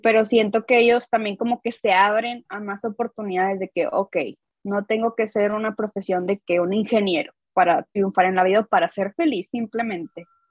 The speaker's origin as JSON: {"language": "Spanish", "region": "Coahuila", "country": "Mexico", "said": "soy de Coahuila, o sea, soy del norte de México"}